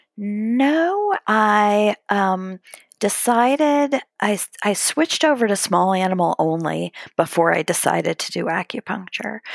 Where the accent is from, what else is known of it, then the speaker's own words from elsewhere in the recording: outside of Cleveland, Ohio, United States; now in Columbus, United States; I grew up outside of Cleveland, Ohio